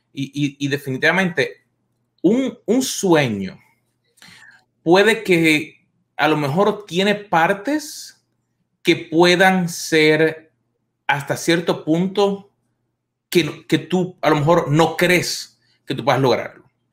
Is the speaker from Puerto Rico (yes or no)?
yes; Puerto Rico; moved away as an adult; now in United States; Yo llevo acá en los Estados Unidos unos veintitantos años y uno de mis sueños que yo tenía cuando yo vivía en mi país, en Puerto Rico, era venir a los Estados Unidos.